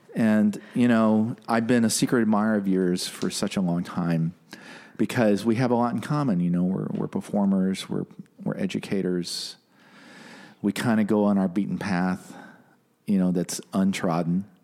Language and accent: English; Detroit, Michigan, United States; growing up in Motor City